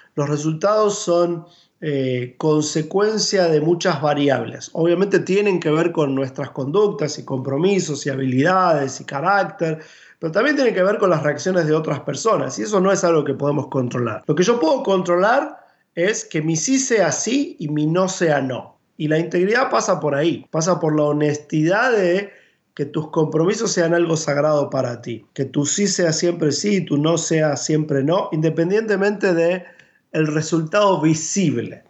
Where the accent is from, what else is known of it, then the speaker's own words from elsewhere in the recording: Buenos Aires, Argentina; Me crié en la iglesia en Buenos Aires, eh, nací en la capital federal